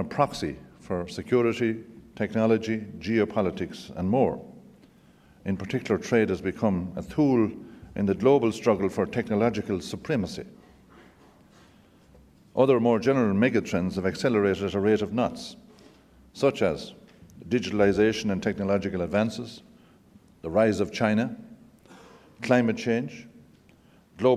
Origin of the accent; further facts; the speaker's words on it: Ireland; as an Irishman coming to the United States, you feel very much at home.